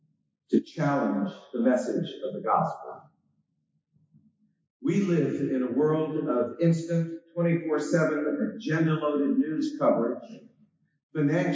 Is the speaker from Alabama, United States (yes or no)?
yes; Alabama, United States; moved away; also born or lived in Manchester, New Hampshire; as a 14-year-old growing up in Alabama